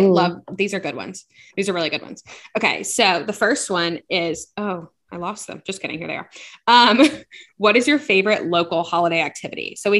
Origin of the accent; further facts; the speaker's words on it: Louisiana, United States; So I am from Louisiana.